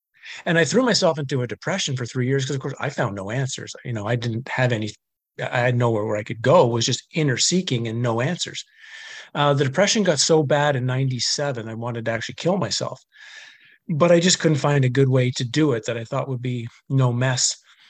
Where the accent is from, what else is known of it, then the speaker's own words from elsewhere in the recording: Canada; I grew up in Canada. I was a fairly normal hockey playing guy who drank too much and stayed out late too much, and was a typical Canadian, I guess, in the 80s and early 90s.